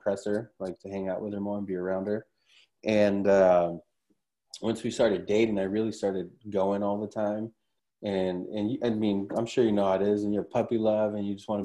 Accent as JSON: {"language": "English", "town": "Huntington Park", "region": "California", "country": "United States", "tie": "born or raised there", "lives_now": "Orange County, United States", "said": "I grew up in Huntington Park, which is right next to Compton"}